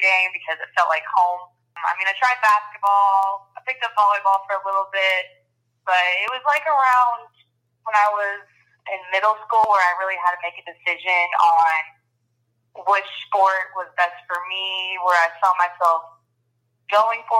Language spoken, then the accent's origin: English; Texas, United States; moved away as an adult; also born or lived in Louisiana; I'm from Texas